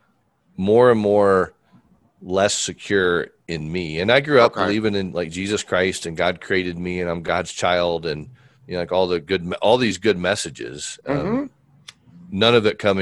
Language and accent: English; Fort Wayne, Indiana, United States; I was born in Fort Wayne, Indiana